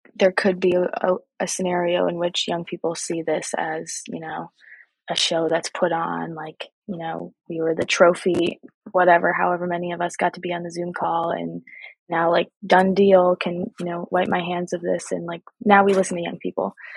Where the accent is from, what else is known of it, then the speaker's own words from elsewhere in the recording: Milwaukee, Wisconsin, United States; also born or lived in Madison, Wisconsin; I'm from Milwaukee, Wisconsin, and I also have connections here in Madison, Wisconsin